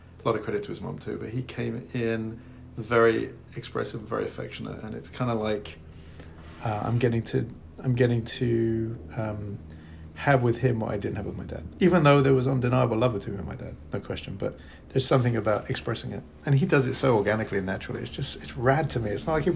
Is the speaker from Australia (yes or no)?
no; England, United Kingdom; moved away as an adult; now in Los Angeles, United States; I came from England, as you can tell. I'm terribly English. I came out to LA in 1983